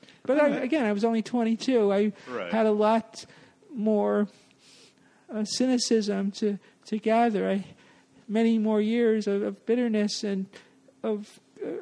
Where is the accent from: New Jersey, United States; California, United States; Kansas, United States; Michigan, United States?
New Jersey, United States; now in New York City, United States; I grew up in New Jersey.